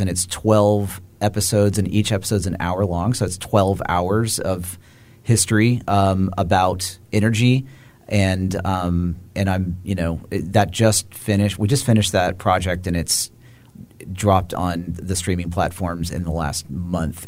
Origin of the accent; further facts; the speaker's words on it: Austin, Texas, United States; I'm from Austin